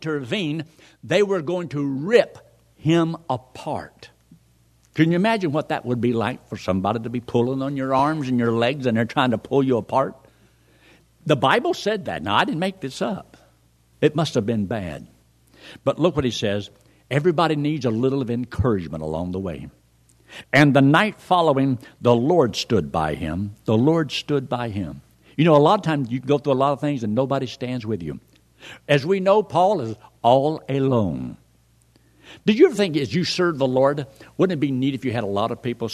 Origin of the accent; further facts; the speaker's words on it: Colorado, United States; I come from Colorado